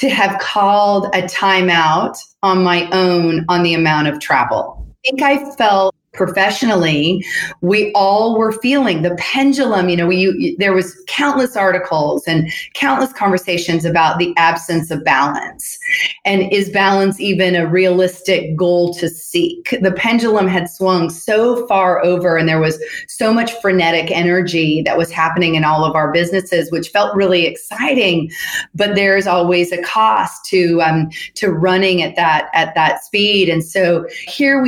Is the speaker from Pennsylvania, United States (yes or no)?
no; Seattle, Washington, United States; moved away as an adult; also born or lived in Nashville, Tennessee / San Francisco, California; I was born in Nashville, but I was raised in Seattle